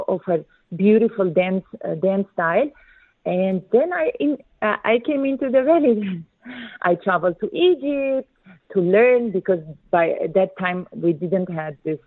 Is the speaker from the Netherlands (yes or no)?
yes; Netherlands; moved away as an adult; also born or lived in Armenia; now in Abu Dhabi, United Arab Emirates; I came from Armenia to the Netherlands, and my parents moved there when I was a little girl. So we were based in the Netherlands